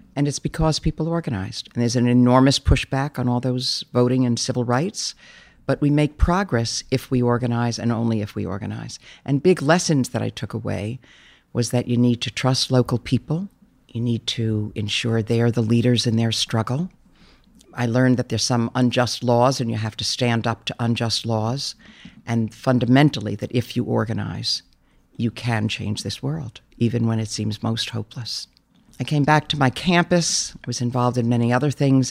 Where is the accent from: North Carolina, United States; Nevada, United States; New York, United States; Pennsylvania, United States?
New York, United States; New York City; I grew up in a very loving family in New York. I grew up in Brooklyn.